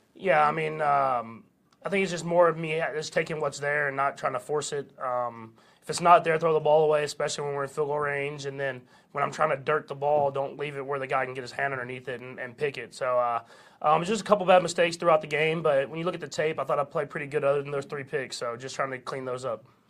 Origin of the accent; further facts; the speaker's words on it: Tyler, Texas, United States; moved away; my home state